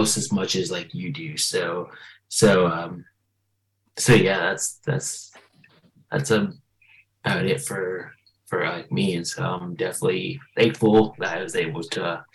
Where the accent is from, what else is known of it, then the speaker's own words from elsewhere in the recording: Tallahassee, Florida, United States; originally from Tallahassee, Florida